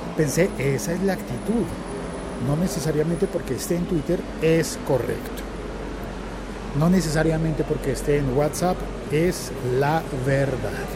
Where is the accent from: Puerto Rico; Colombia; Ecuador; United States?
Colombia